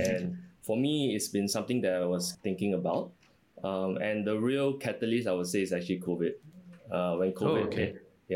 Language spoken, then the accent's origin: English; Singapore; also born or lived in New York, United States / Chicago, United States; I was born and raised in Singapore